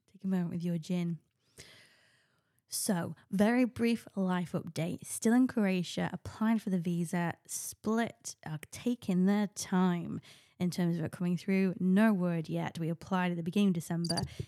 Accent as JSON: {"language": "English", "country": "United Kingdom", "said": "as a Brit"}